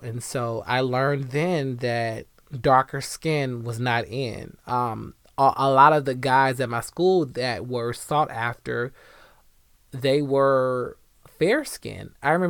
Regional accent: Decatur, United States; growing up in Decatur, being really young and a child, I did hate my blackness. I thought I was too dark.

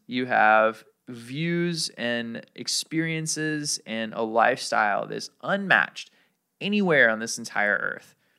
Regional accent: Alabama, United States; now in Hawaii, United States; growing up in Alabama

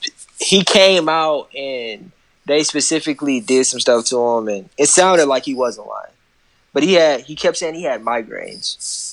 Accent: Milwaukee, Wisconsin, United States; I am from

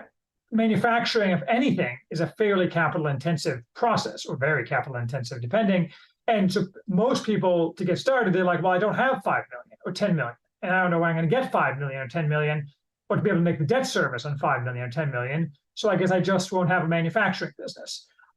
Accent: Chicago, Illinois, United States; now in Indiana, United States; returned to Indiana, where I'm from Chicago, to take a business job

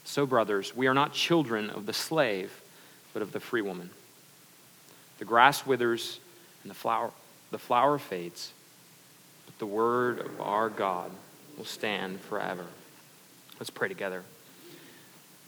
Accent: Canada; now in United States; I'm Canadian

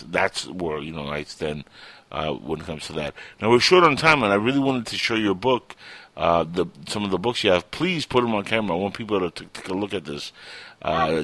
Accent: Cuba; moved away; I come from Cuba

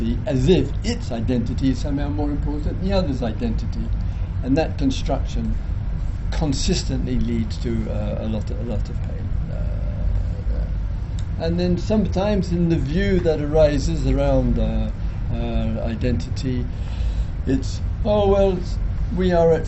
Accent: England, United Kingdom

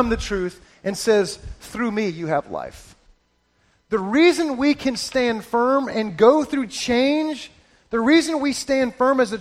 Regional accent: Florida, United States; moved away as an adult; now in Georgia, United States; I grew up in Florida

